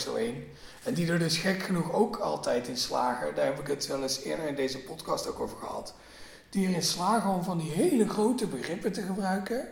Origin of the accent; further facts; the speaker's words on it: Limburg, Netherlands; mijn geboortedorp